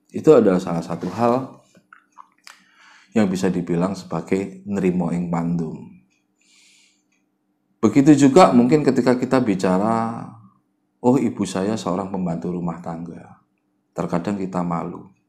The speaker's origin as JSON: {"language": "Indonesian", "region": "Java", "country": "Indonesia", "said": "kadang-kadang kita ini orang Jawa suka terlalu merendah"}